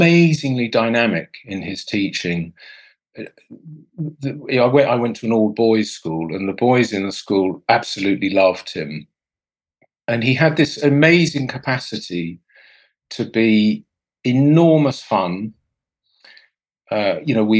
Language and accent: English; Portsmouth, South East England, United Kingdom; I grew up in the south of England, about as far south as you can get, actually, in Portsmouth